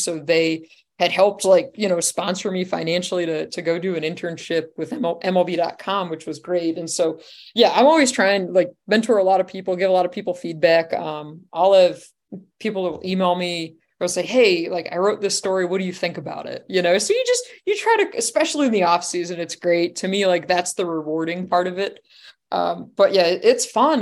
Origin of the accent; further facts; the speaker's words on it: Pennsylvania, United States; I'm from Pennsylvania, but I didn't grow up on Penn State